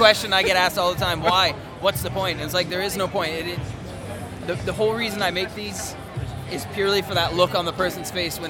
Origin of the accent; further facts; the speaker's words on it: San Diego, California, United States; moved away as an adult; now in Edinburgh, United Kingdom; I'm originally from San Diego, California.